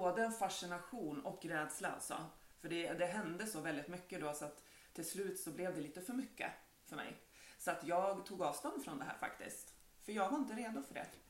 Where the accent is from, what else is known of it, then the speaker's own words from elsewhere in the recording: Bohus, Västra Götaland, Sweden; moved away as an adult; now in Bergby, Sweden; ursprungligen så kan man väl säga att jag är från Bohus